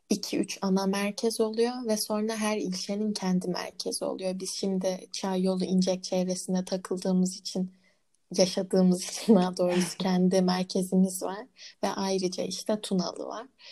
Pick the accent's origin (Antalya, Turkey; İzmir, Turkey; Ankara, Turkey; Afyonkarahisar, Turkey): Ankara, Turkey; Konutkent'e kendimi Hı-hı. çok ait hissediyorum. Çünkü neden? Orada büyüdüm.